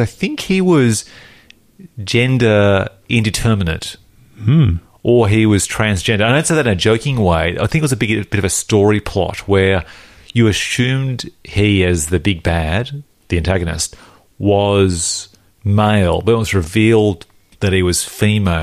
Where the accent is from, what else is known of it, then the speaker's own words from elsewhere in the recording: Canberra, Australian Capital Territory, Australia; I'm from Canberra